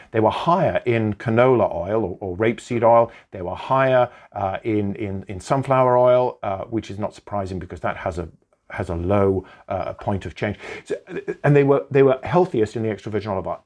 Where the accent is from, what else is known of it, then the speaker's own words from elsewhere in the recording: Welsh, Wales, United Kingdom; I'm Welsh